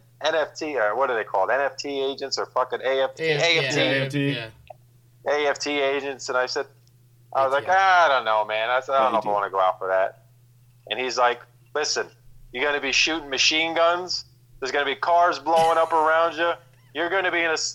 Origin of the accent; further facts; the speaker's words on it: New Jersey, United States; I'm from Jersey